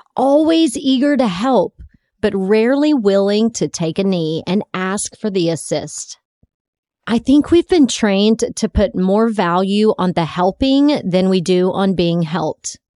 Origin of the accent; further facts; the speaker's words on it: Texas, United States; my home state of Texas